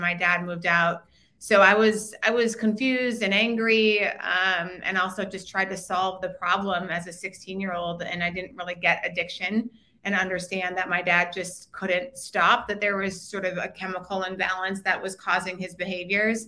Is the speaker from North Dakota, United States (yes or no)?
yes; Bismarck, North Dakota, United States; moved away as an adult; also born or lived in Minnesota / Washington, D.C.; I am from Bismarck, North Dakota